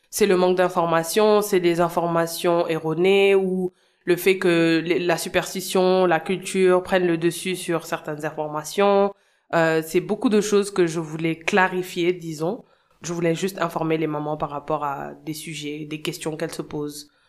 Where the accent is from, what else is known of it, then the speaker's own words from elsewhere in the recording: Senegal; also born or lived in United States; je suis née et j'ai grandi au Sénégal. J'ai eu mon bac euh, en 2011, puis je suis allée aux États-Unis étudier pendant 5 ans. Ensuite, je suis revenue